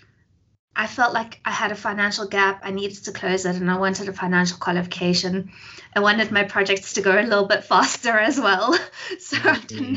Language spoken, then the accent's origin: English; Johannesburg, Gauteng, South Africa; I was born in Joburg, actually, daughter of a single parent. I grew up in Joburg most of my life